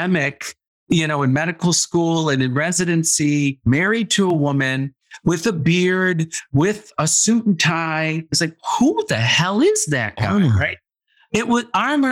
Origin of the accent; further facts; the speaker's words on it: Midwest, United States; I grew up in the Midwest in a very conservative family.